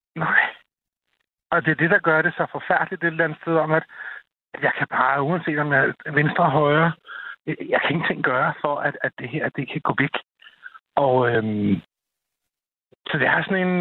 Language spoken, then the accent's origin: Danish; Copenhagen Western Suburbs, Capital Region of Denmark, Denmark; also born or lived in Glostrup; jeg er fra den københavnske Vestegn og bor i Glostrup